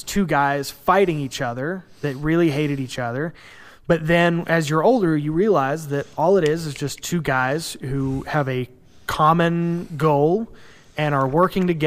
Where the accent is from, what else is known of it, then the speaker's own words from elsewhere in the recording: Ireland; I may be Irish